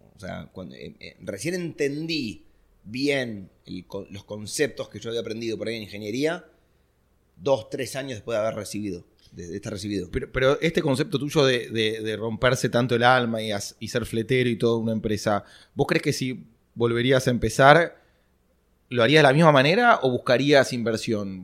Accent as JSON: {"language": "Spanish", "country": "Argentina", "said": "nosotros como argentinos estamos acostumbrados"}